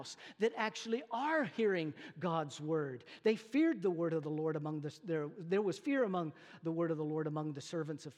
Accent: North Texas, United States; moved away; I come from North Texas

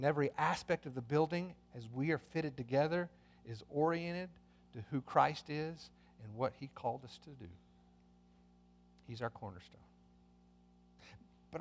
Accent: United States; as Americans, that means we share in certain privileges as citizens of this country

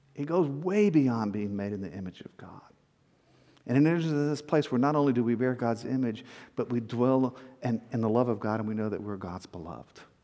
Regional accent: South Texas, United States; moved away; also born or lived in Atlanta; I grew up in South Texas

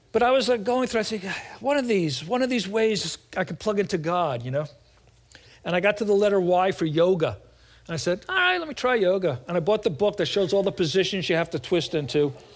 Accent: New York City, New York, United States; moved away; I'm from New York, Brooklyn, New York. And uh, when I go back there or meet other people from New York, I start talking like this

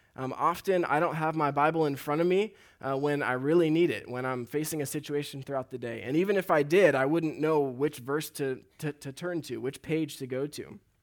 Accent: Huntington Beach, California, United States; So I grew up here in Huntington Beach, and a lot of my life has been around the ocean.

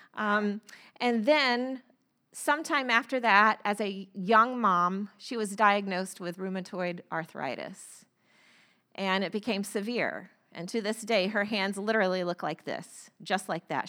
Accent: Florida, United States; moved away; I grew up in Florida

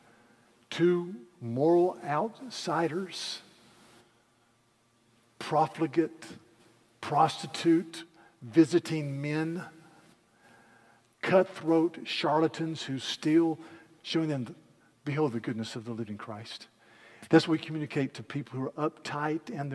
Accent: Yadkin County, North Carolina, United States; I grew up in Yadkin County, North Carolina, and we were all tobacco farmers

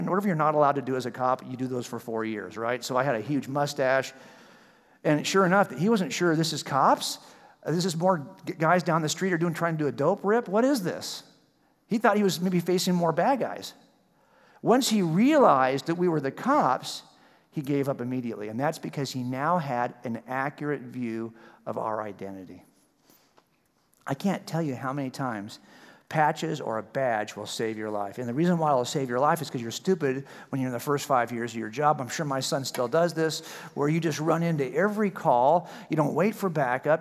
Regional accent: California, United States; I'm from California

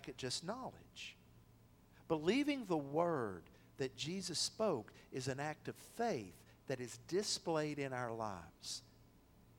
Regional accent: the South, United States; We are from the South

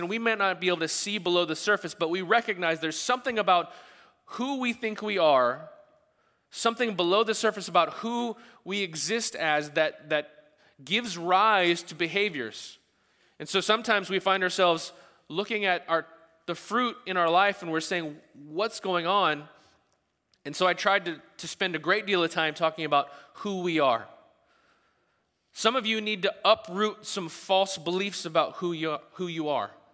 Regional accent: the South, United States; we're from the South

